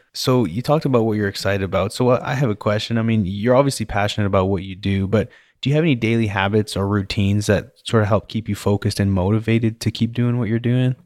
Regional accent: British Columbia, Canada; now in Texas, United States; I grew up in British Columbia

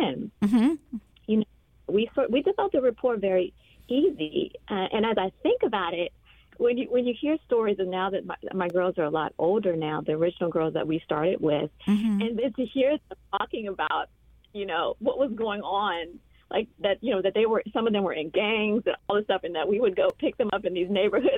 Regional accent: Washington, District of Columbia, United States; We grew up in Southeast

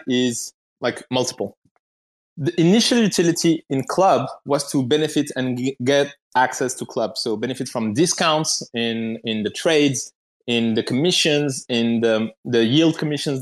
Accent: Morocco; I'm from Morocco, so like we have the Atlas Mountains around

